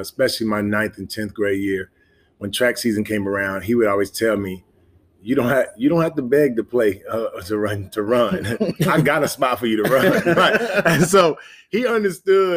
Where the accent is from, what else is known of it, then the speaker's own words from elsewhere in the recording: Memphis, Tennessee, United States; I'm from Memphis. So grew up in Memphis